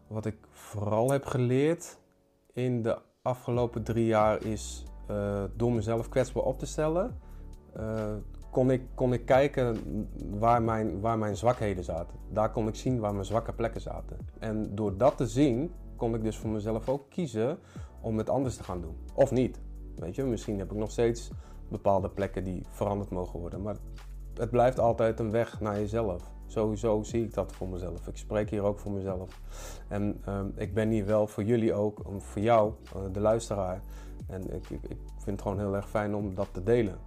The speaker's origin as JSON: {"language": "Dutch", "region": "Utrecht", "country": "Netherlands", "tie": "born or raised there", "said": "ik kom dus uit Utrecht. Ik eh, ben daar opgegroeid"}